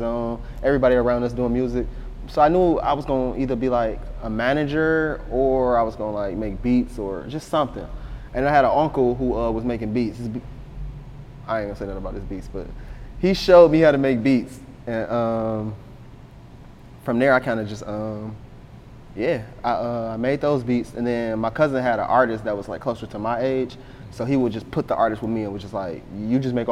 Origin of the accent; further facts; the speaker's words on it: Detroit, Michigan, United States; I'm from the east side of Detroit. I came from the same neighborhood as like, pretty much all the East Side rappers.